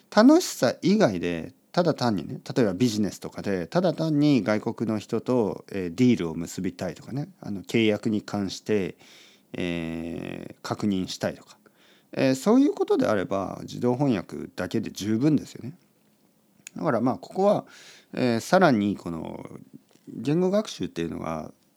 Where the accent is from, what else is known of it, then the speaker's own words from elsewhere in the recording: Oita, Japan; moved away; 大分に住んでました高校生まで大分に住んでた